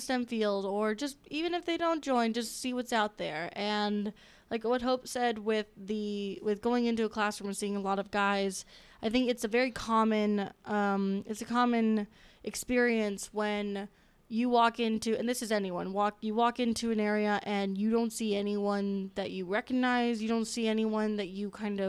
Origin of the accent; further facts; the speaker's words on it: Florida, United States; now in West Lafayette, United States; I'm from Florida.